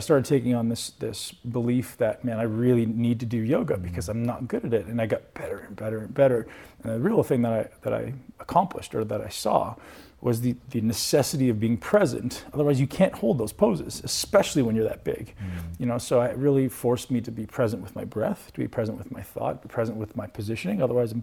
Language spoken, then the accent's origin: English; Canada; I didn't come from the financial background. I came from Canada.